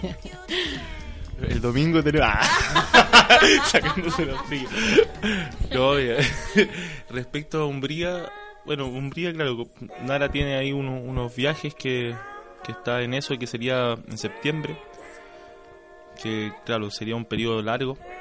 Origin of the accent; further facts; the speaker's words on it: Valparaíso, Chile; soy porteño me siento orgulloso